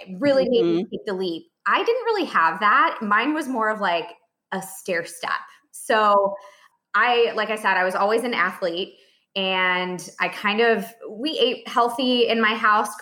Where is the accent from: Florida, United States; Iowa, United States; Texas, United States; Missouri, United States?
Iowa, United States; now in Dallas, United States; I'm originally from Iowa